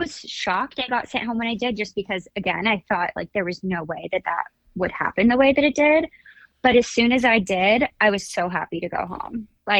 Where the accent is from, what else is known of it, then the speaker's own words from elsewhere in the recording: Orange County, California, United States; I'm from Orange County, so it's only like an hour drive to LA.